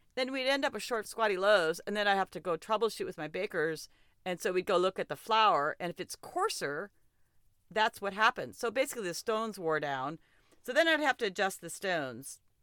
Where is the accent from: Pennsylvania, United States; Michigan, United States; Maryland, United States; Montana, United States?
Montana, United States; moved away; And so I did grow up in Montana, and I am pretty partial to my home state.